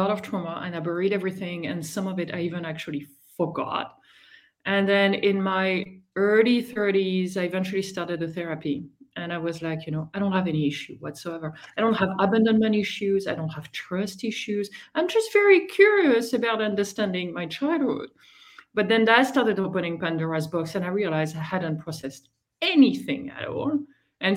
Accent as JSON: {"language": "English", "country": "France", "also_born_or_lived": "Boston", "second_language": "English", "moved": "as an adult", "said": "I am originally from France, as you may guess from the accent. I've been around the world quite a bit. I left France 25 years ago already"}